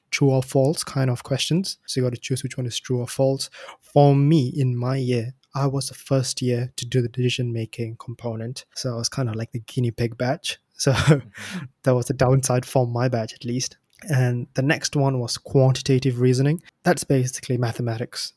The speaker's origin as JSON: {"language": "English", "country": "Singapore", "moved": "as an adult", "lives_now": "United Kingdom", "said": "I'm from Singapore"}